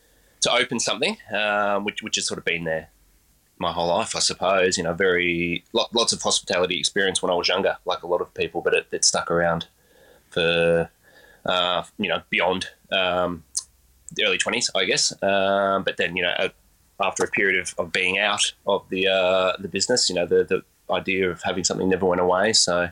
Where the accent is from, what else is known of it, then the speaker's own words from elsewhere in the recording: Geelong, Victoria, Australia; also born or lived in Lara / Sydney; I've always, aside from some time spent living in Sydney, have always, been more this side of town. I grew up in Lara and Geelong.